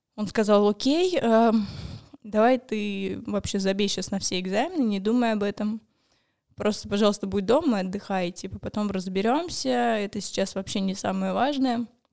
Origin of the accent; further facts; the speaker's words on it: Moscow, Russia; мне 28 лет, я из Москвы. А, я живу здесь, в Москве